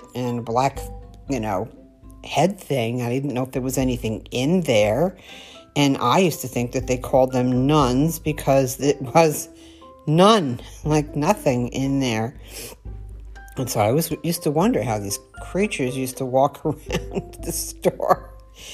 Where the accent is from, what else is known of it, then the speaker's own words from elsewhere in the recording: North Babylon, New York, United States; When I was a kid growing up in New York on Long Island